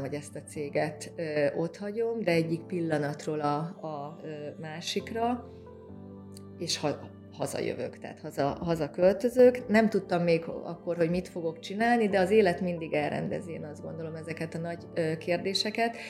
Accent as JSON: {"language": "Hungarian", "town": "Szeged", "region": "Csongrád-Csanád", "country": "Hungary", "tie": "born or raised there", "also_born_or_lived": "Budapest", "moved": "as an adult", "said": "Szegeden születtem, a szegedi ö, büszke ságváristák ö, ö, köréthez tartozom én is"}